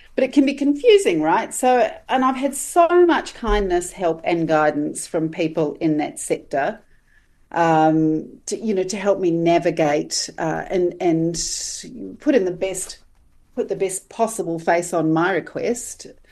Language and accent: English; Australia; now in New Zealand; as an Australian